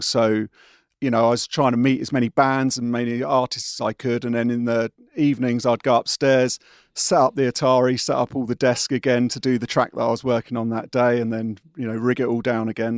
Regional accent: Windsor, South East England, United Kingdom; I'm a Windsor boy, uh, not far from where I am now

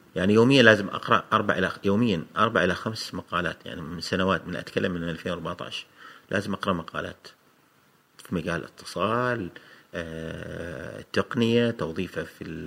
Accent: Oman; عندنا في عمان

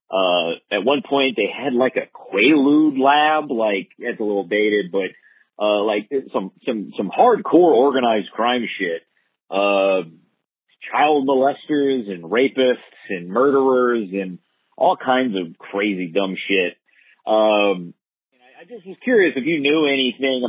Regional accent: Texas, United States; I grew up in Texas

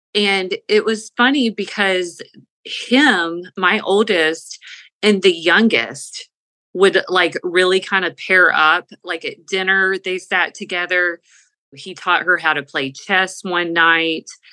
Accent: the South, United States; We're from the South.

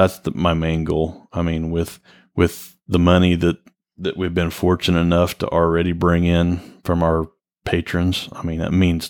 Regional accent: Kansas, United States

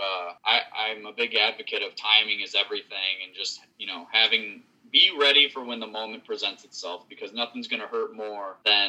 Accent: Appleton, Wisconsin, United States; What was there to do in Wisconsin growing up? I forgot what it's called, but basically you just drive everywhere. If you have a car, you just drive around. We have this town named Appleton

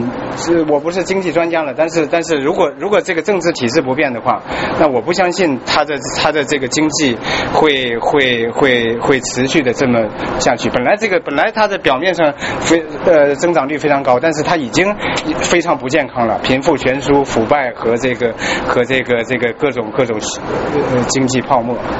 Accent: China; 我们作为中中国人，作为华人，我们希望这个这个呃这一次历史的大呃大关头

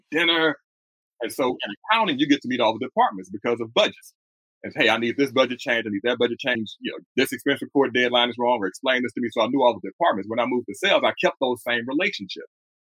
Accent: Houston, Texas, United States; born and raised in Houston, Texas

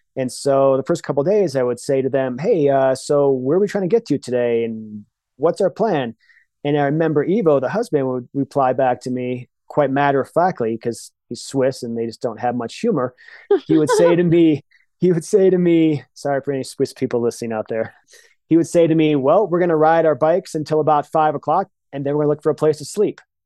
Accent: Michigan, United States; moved away; also born or lived in Colorado; Michigan in the 80s. And that's just how we did it. And it was the most freeing, liberating experience of, of my childhood, just being on bikes

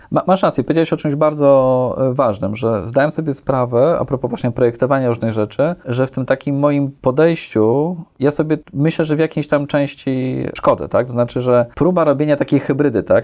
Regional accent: Warsaw, Masovian Voivodeship, Poland; jestem urodzony w Warszawie

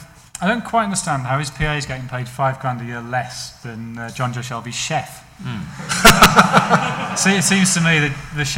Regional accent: Prestwich, North West England, United Kingdom; also born or lived in Salford; I grew up in Manchester. I was born in Salford. I grew up in North Manchester, Prestwich

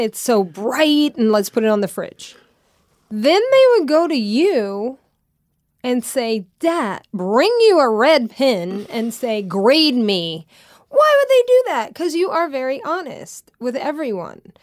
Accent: Louisiana, United States; moved away; growing up in Louisiana

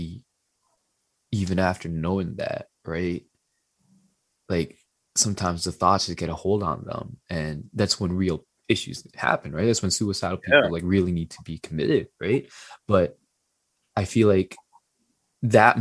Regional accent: Philippines; I'm Filipino

